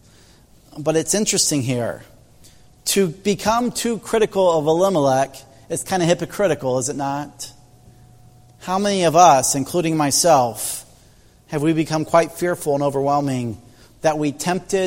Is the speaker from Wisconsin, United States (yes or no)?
no; Indiana, United States; moved away; as a farm boy growing up in Indiana